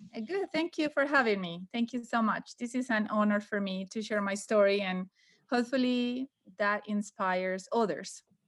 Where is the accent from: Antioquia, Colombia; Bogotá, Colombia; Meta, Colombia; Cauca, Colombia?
Antioquia, Colombia; Medellín; English is a second language; moved away as an adult; now in United States; Medellin, my hometown